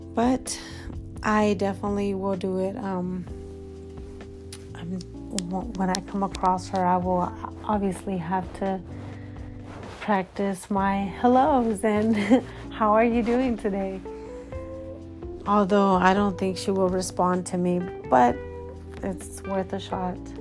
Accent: California, United States; moved away as an adult; now in Midwest, United States; I'm from California

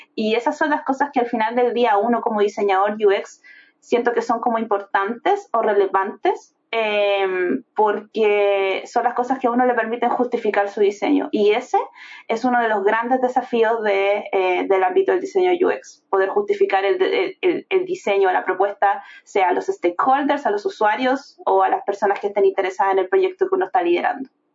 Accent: Viña del Mar, Valparaíso, Chile; yo vengo de un estatus social bastante bajo soy de Viña del Mar, de una población de Viña del Mar, específicamente Reñaca Alto

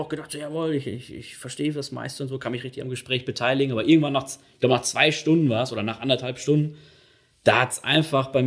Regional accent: North Rhine-Westphalia, Germany; dass sie halt dort ähm, eben einen guten Job gefunden haben und bei uns im Ruhrgebiet halt nicht zu dieser Zeit.

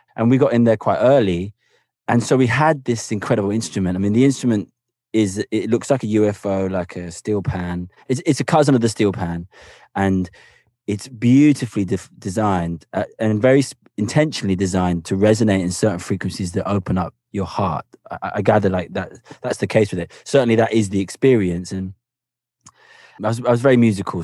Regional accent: Cambridge, East of England, United Kingdom; also born or lived in Havana; I grew up in Cambridge in England

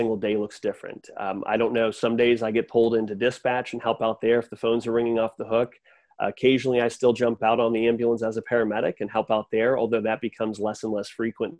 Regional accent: Simsbury, Connecticut, United States; moved away as an adult; now in Greenville, United States; I'm originally from Simsbury, Connecticut

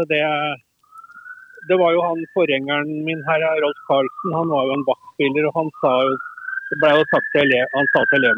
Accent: Heddal, Telemark, Norway; jeg vokste opp i Telemark, i Heddal i Telemark.

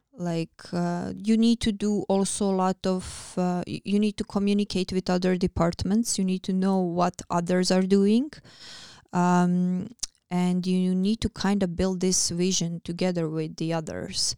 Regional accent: Croatia; English is a second language; moved away as an adult; now in Iceland; I am still close to my hometown, to my country

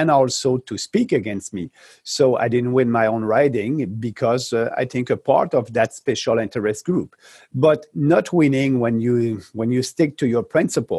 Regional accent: Quebec, Canada; I'm coming from Quebec

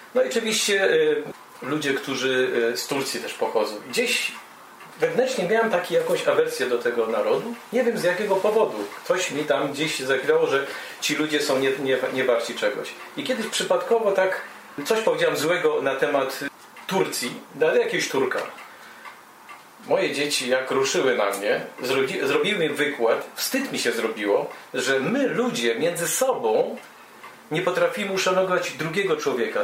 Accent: Poland; moved away as an adult; now in Germany; jako obywatel Polski, urodziłem się w Polsce

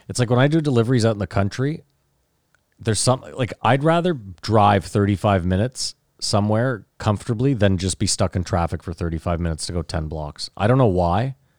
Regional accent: Canada; I'm Canadian

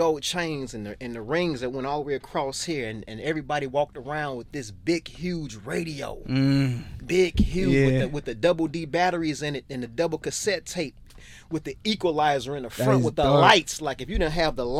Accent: Chicago, Illinois, United States; now in Australia; growing up in the South Side of Chicago

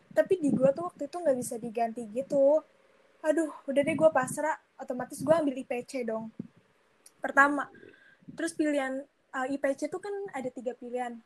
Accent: Jakarta, Indonesia; also born or lived in Lembang

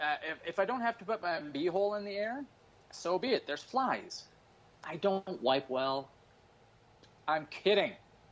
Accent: Canada; And then I had a gun, but we're Canadian.

